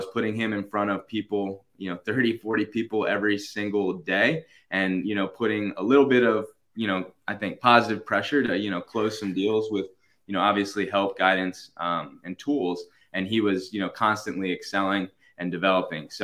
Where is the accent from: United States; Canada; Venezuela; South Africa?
United States; Baltimore, Maryland; moved away as an adult; now in Virginia, United States; I'm from Baltimore originally